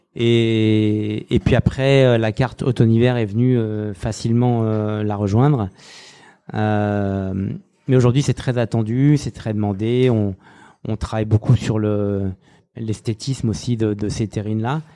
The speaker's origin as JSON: {"language": "French", "town": "Saint-Étienne", "region": "Auvergne-Rhône-Alpes", "country": "France", "also_born_or_lived": "Lyon / Paris / New York", "moved": "yes", "said": "je suis stéphanois"}